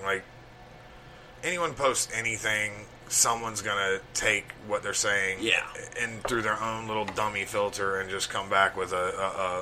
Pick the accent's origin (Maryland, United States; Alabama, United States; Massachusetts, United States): Alabama, United States; growing up in Alabama